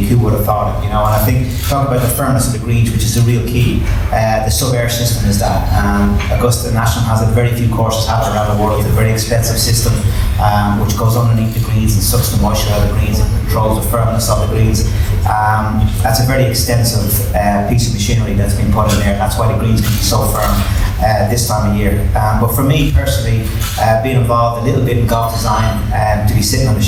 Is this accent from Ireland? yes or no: yes; Ireland; as an Irishman